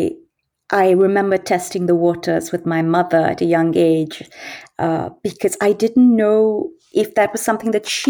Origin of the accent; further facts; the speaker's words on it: Delhi, India; first language English; moved away; also born or lived in Goa, India / Edinburgh, United Kingdom / Bombay, India; When I was a little older, my father's work took him to Delhi, which is where I grew up.